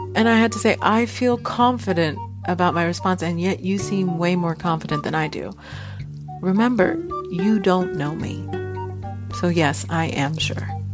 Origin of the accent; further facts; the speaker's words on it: Houston, Texas, United States; now in Seattle, United States; born and raised in Houston, Texas. I'm currently in Seattle.